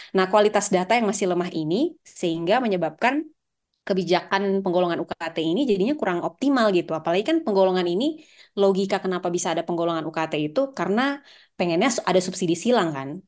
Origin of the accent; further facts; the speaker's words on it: Gorontalo, Indonesia; di Gorontalo di daerah saya